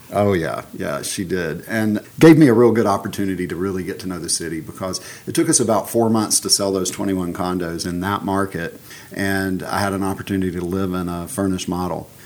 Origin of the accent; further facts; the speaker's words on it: Alabama, United States; moved away as an adult; now in Savannah, United States; I grew up in Alabama.